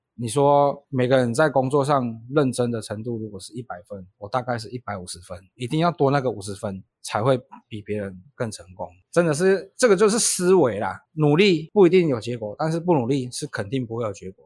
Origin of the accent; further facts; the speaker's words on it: Taiwan; also born or lived in Japan; 毕竟我台湾人